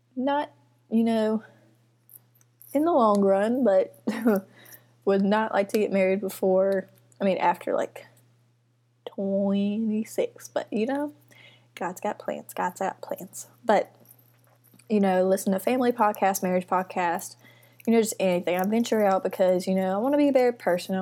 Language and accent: English; Mississippi, United States; I'm from Mississippi, have been here my whole life.